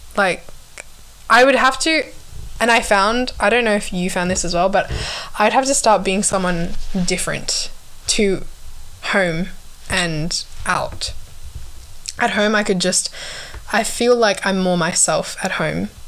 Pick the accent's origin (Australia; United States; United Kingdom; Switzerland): Australia; Perth, Western Australia; born or raised there; accent: Australian; also born or lived in Kathmandu, Nepal / Sydney, Australia